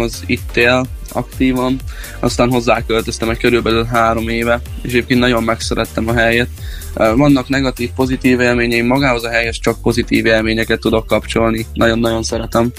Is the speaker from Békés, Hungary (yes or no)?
yes; Kevermes, Békés, Hungary; moved away as an adult; now in Szeged, Hungary; körülbelül egy három éve költöztem ide, illetve itt eh, születtem.